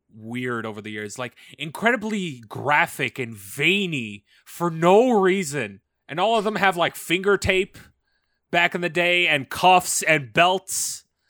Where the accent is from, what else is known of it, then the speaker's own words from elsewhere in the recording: Canada; As a Canadian